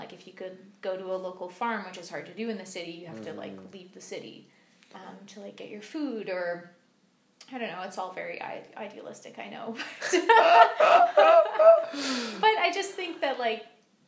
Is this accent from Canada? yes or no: yes; Vernon, British Columbia, Canada; moved away; my hometown